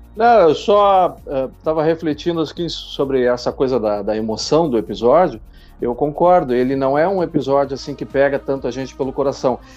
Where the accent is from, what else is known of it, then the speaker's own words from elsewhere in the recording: Porto Alegre, Rio Grande do Sul, Brazil; Eu sou de Porto Alegre, Rio Grande do Sul